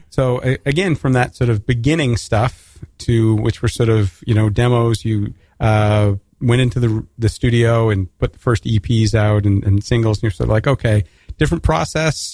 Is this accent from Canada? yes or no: yes; Canada; as a Canadian